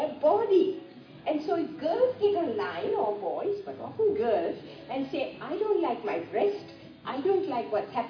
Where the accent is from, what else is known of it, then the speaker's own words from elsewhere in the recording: Sri Lanka; moved away; I grew up in Sri Lanka